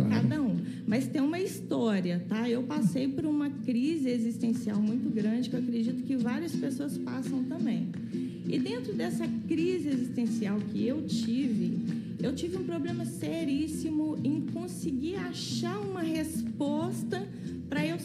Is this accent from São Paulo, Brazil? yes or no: no; Visconde do Rio Branco, Minas Gerais, Brazil; moved away; quando eu conheci o método, que eu né, saí de Visconde do Rio Branco, fui estudar fora